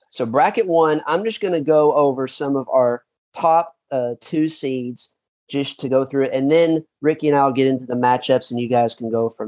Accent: Paducah, Kentucky, United States; now in Melbourne, Florida, United States; I'm from Paducah, gotcha. Kentucky originally

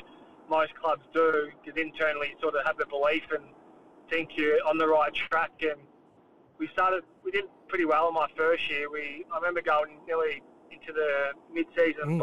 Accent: Victoria, Australia; moved away as an adult; also born or lived in Sydney; I'm from Victoria

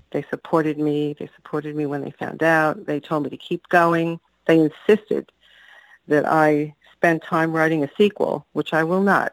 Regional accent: New York City, New York, United States; growing up on Staten Island

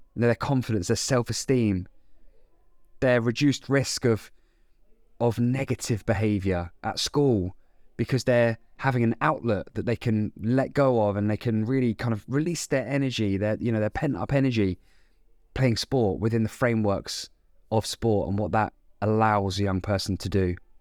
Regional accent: Andover, South East England, United Kingdom; my hometown of Andover in Hampshire

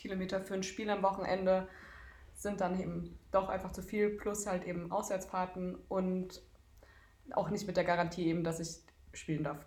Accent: Darmstadt, Hesse, Germany; moved away as an adult; now in Leipzig, Germany; Ich komme aus äh, Darmstadt und dort habe ich auch die letzten Jahre jetzt gelebt und studiert und bin vor zwei Monaten hier nach Leipzig gezogen

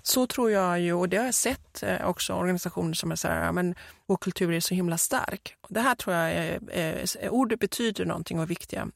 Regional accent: Gothenburg, Västra Götaland, Sweden; accent: Gothenburg dialect; som vi säger på göteborgska

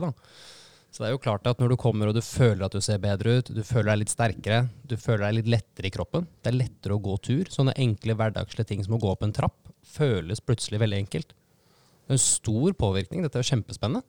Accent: Eastern Norway, Norway; som en stolt østlending

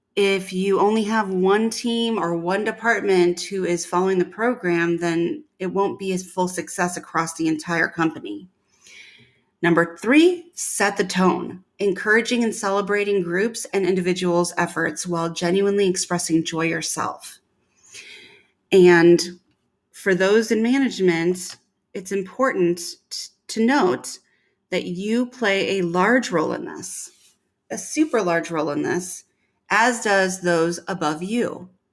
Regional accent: Midwest, United States; moved away; I was from the Midwest

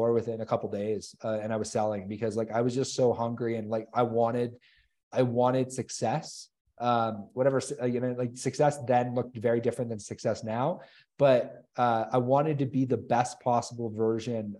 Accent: Chatham, Ontario, Canada; I grew up in Chatham, Ontario

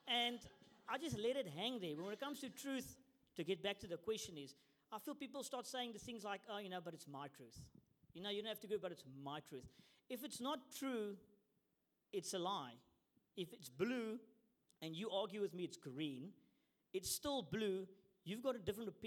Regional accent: South Africa; moved away as an adult; now in New Zealand; I immigrated to New Zealand because I come from South Africa

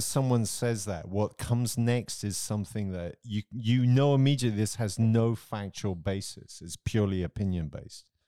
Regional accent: Romsey, South East England, United Kingdom; moved away; in my hometown of Rumsey, where I grew up

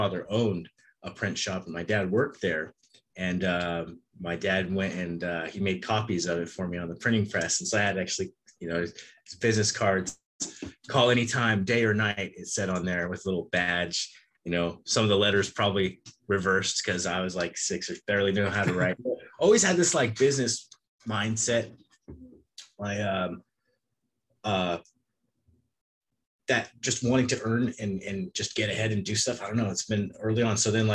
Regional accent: Palmdale, California, United States; now in Central Coast, California, United States; Palmdale, California. That's where I was born and raised up until we moved to the Central Coast

